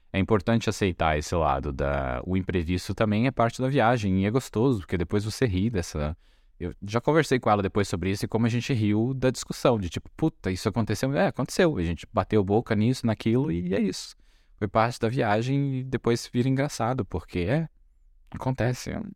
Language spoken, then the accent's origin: Portuguese; Brazil